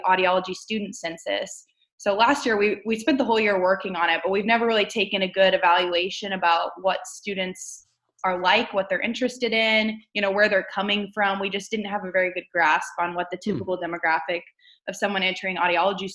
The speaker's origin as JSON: {"language": "English", "region": "Missouri", "country": "United States", "moved": "yes", "said": "I'm originally from Missouri, so I'm excited to be back in the Show Me State."}